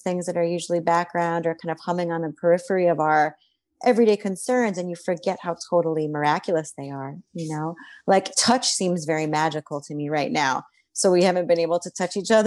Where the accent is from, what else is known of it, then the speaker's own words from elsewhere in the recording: Miami, Florida, United States; moved away; I grew up in Miami, Florida